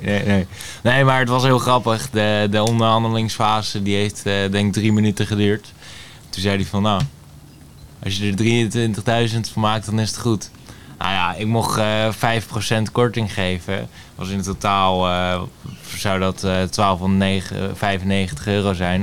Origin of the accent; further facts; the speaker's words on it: Laren, North Holland, Netherlands; also born or lived in Blaricum; ik ben geboren in Blarikum en ik woon al mijn hele leven in Laren